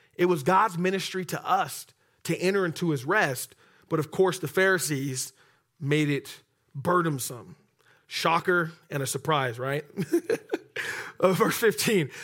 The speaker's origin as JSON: {"language": "English", "town": "Oxnard", "region": "California", "country": "United States", "said": "I'm from Oxnard"}